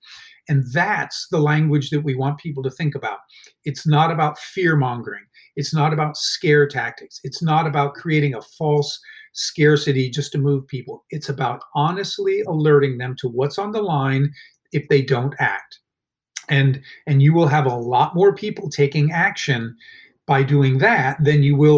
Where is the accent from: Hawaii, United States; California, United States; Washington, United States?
Hawaii, United States; Honolulu; born there; interesting fact, I was born in Honolulu, Hawaii, because he was stationed in Hawaii for part of that time.